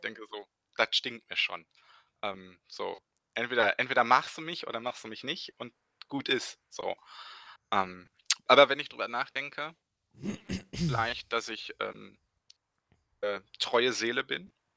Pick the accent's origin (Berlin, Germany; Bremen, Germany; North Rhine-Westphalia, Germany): North Rhine-Westphalia, Germany; Bochum; genau genommen komme ich aus äh, Bochum, bin also nicht nur ein Ruhrpottkind, sondern auch ein Bochumer Jung